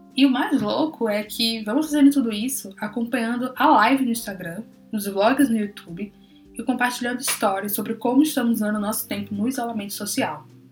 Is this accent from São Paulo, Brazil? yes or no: no; Bahia, Brazil; Eu sou da Bahia